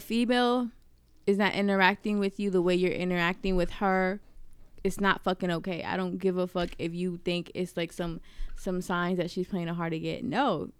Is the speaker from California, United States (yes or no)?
no; Virginia, United States; moved away; also born or lived in New York; I grew up in Virginia